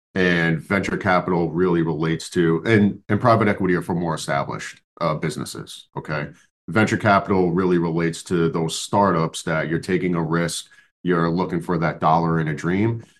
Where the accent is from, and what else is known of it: New York, United States